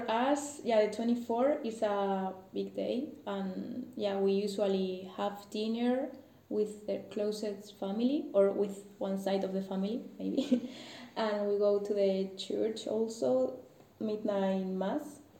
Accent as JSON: {"language": "English", "country": "Italy", "second_language": "English", "moved": "as an adult", "lives_now": "Poland", "said": "from Italy."}